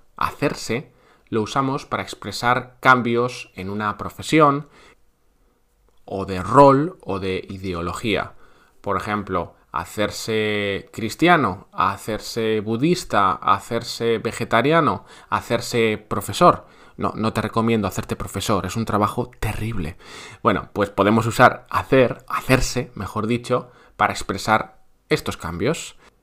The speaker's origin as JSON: {"language": "Spanish", "country": "Spain"}